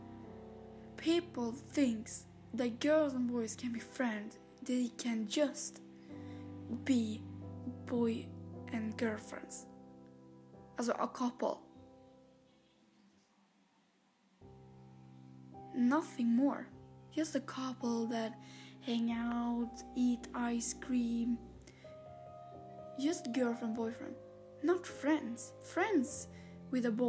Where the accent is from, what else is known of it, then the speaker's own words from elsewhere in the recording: Sweden; English is a second language; I'm from Sweden